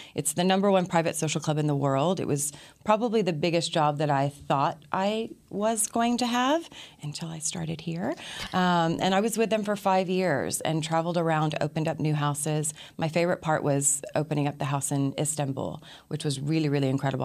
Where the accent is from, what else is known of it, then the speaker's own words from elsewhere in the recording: Austin, Texas, United States; also born or lived in Princeton; went back to my hometown, which was Austin. I was born, born in Princeton, but raised in Austin